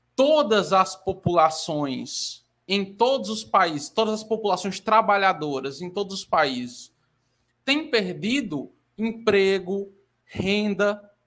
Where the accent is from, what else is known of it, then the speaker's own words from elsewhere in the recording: Ceará, Brazil; eu sou brasileira, assim como o Lucas é, só que eu sou nordestina, né? Eu sou cearense.